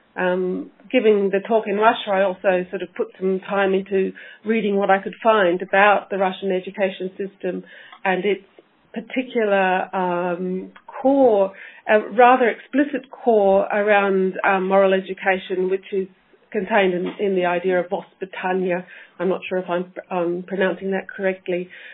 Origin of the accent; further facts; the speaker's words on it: Australia; moved away as an adult; now in Scotland, United Kingdom; I'm an Australian, uh, so coming to Scotland was again another adventure for me